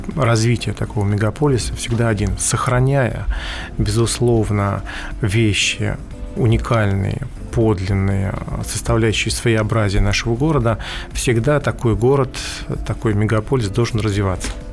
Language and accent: Russian; Moscow, Russia; мы все москвичи